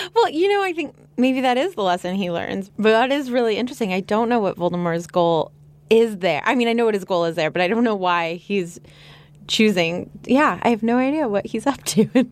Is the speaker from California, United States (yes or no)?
yes; Los Angeles, California, United States; I'm from Los Angeles, which is the home of the movie industry